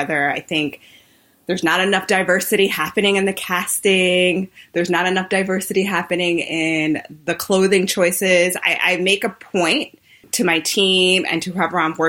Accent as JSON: {"language": "English", "region": "New York", "country": "United States", "tie": "born or raised there", "said": "I am such a New Yorker. I've never lived anywhere else."}